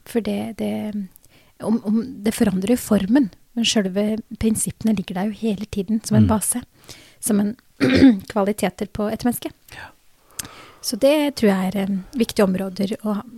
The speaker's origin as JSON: {"language": "Norwegian", "town": "Drammen", "region": "Buskerud", "country": "Norway", "tie": "born or raised there", "said": "jeg som egentlig har født og oppvokst her i Norge"}